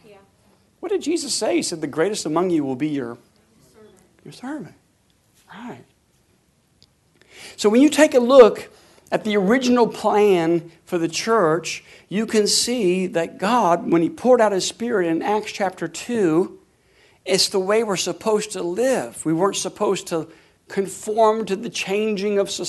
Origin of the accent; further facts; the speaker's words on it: Tulsa, Oklahoma, United States; we're from Tulsa, Oklahoma.